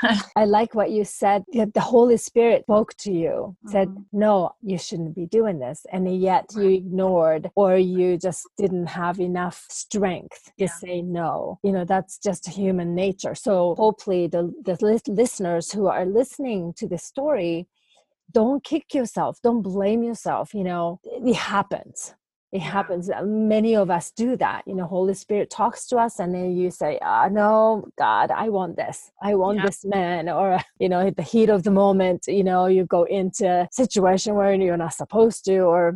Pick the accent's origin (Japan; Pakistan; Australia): Japan; English is a second language; moved away; I thought, you know, because I'm originally from Japan, right? So culturally, you know, male being in a dominant figure, it was not unusual.